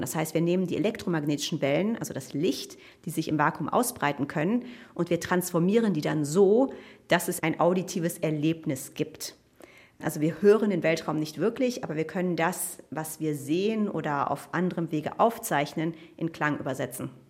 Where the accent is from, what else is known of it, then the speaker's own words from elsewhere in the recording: Cologne, North Rhine-Westphalia, Germany; ich komme aus Köln